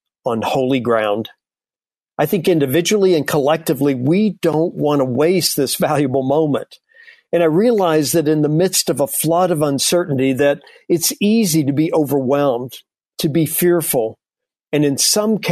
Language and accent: English; the South, United States; growing up in the South